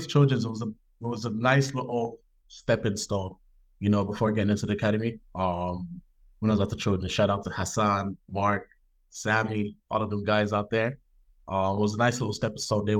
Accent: Dublin, Leinster, Ireland; also born or lived in United States / Nigeria; now in Belfast, United Kingdom; I grew up in Dublin, Ireland. I'm from Nigeria. Background is from Nigeria. I've been everywhere. Grew up in Dublin. Grew up in the States. Grew up in Nigeria. Grew up in Belfast.

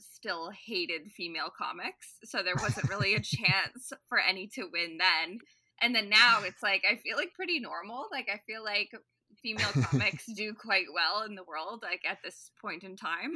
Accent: Ottawa, Ontario, Canada

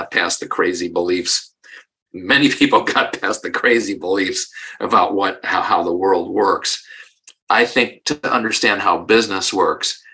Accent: Parma, Ohio, United States; moved away as an adult; also born or lived in Weston, Massachusetts; I grew up in Parma, Ohio

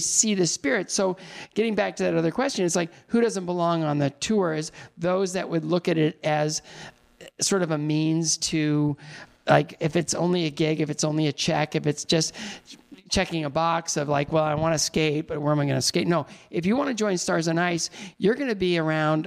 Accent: Northwestern Ohio, United States; I grew up in Northwestern Ohio.

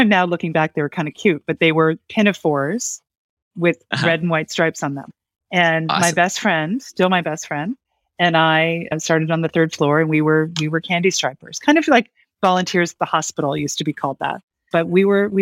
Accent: Gladwyne, Pennsylvania, United States; now in Berkshires, United States; I grew up just outside of Philadelphia

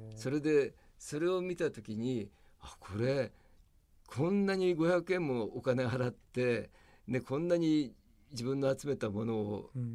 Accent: Tokyo, Japan; 東京の京橋で僕は生まれ育って

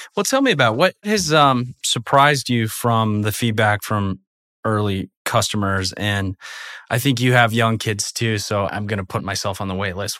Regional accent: Portland, Oregon, United States; I grew up in Portland, Oregon

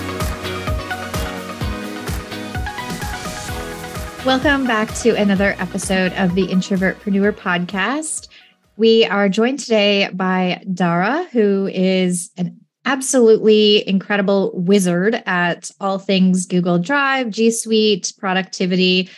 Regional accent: Canada; we're both in Canada

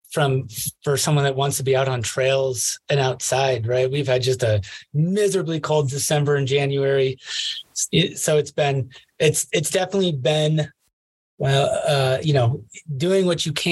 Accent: Pella, Iowa, United States; now in Colorado, United States; Not too far from Des Moines. Um, okay. It's uh, Pella, Iowa.

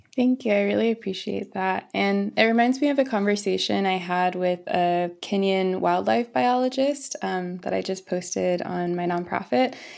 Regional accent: Florissant, Missouri, United States; moved away as an adult; also born or lived in California; I was born and raised in the Midwest, in the United States, in Missouri, in a small town called Florissant.

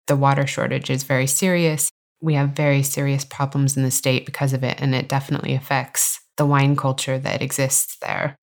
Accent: California, United States; from my home state of California

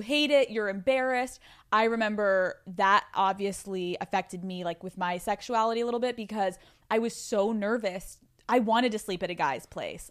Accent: Pennsylvania, United States; growing up in Pennsylvania

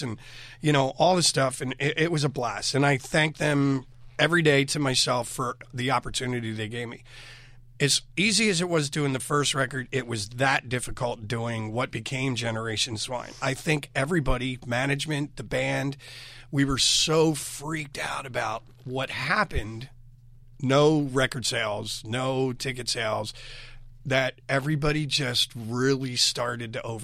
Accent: Philadelphia, Pennsylvania, United States; I'm Philly

